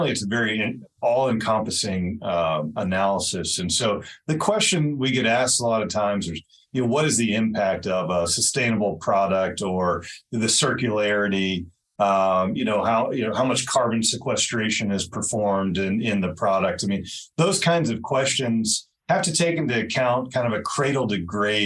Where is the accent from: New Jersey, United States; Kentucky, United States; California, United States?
Kentucky, United States; Louisville; moved away as an adult; also born or lived in Bozeman, Montana / New York; now in Belgrade, Montana, United States; I was born and raised in Louisville, Kentucky